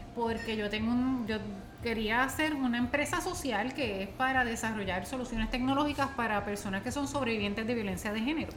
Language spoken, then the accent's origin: Spanish; Puerto Rico; born or raised there; moved away